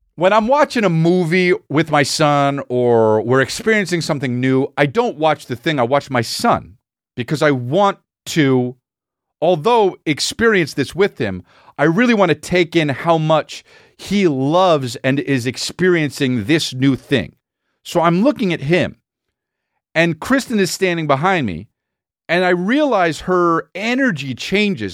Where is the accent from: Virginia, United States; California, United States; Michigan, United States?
California, United States; La Cañada Flintridge; I grew up in Lougheed United